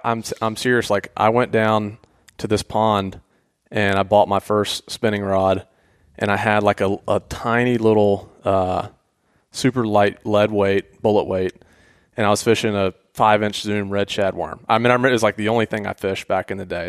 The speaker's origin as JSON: {"language": "English", "town": "Atlanta", "region": "Georgia", "country": "United States", "tie": "born or raised there", "said": "I grew up in Atlanta"}